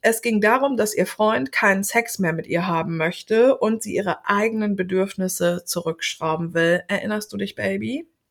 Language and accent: German; Germany; wir als Deutsche